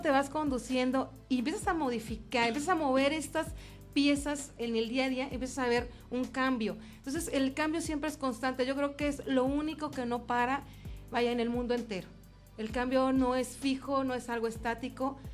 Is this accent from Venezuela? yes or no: no; Mexico; tratamientos ancestrales que venimos manejando, para empezar como mexicanos desde hace muchas generaciones atrás